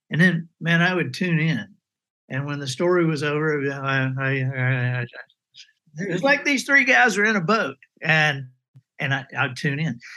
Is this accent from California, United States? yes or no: no; Dothan, Alabama, United States; also born or lived in Birmingham, Alabama / Montgomery, Alabama; I grew up all over Alabama. My dad was a minister, and so we moved uh, you know, every three to five years. And so I grew up in Birmingham and and Montgomery, uh, Dothan.